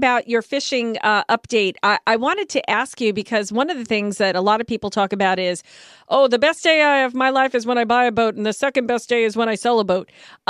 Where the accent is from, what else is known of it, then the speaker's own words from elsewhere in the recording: Long Island, New York, United States; now in Grand Strand, United States; Now, I'm from Long Island. So we did a lot of fishing on Long Island. I've never done fishing here since moving here.